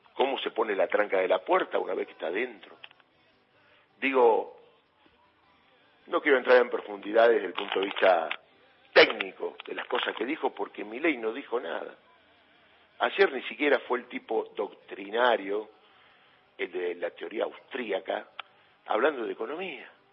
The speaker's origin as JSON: {"language": "Spanish", "country": "Argentina"}